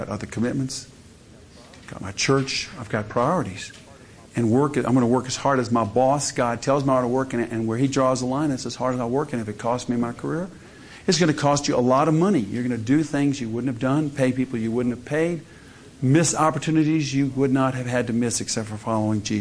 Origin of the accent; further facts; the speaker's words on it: the South, United States; I grew up in the South